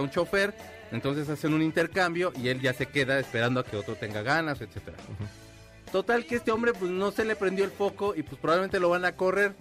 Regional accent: Mexico City, Mexico; soy del DF

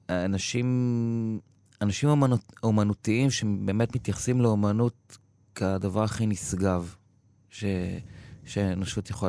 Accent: Givat Brenner, Central District, Israel; נולדתי וגדלתי בקיבוץ גבעת ברנר.

